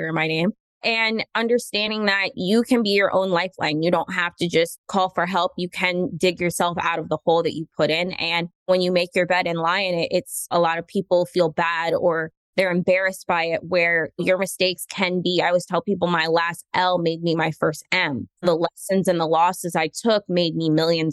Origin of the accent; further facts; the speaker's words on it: Orlando, Florida, United States; I grew up in Orlando, Florida, born and raised.